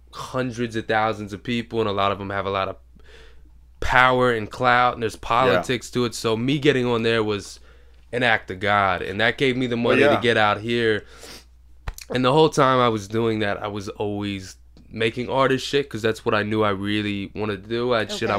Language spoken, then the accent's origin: English; Maryland, United States; moved away as an adult; now in Los Angeles, United States; I was originally from Maryland. I grew up in Maryland till I was in my 20s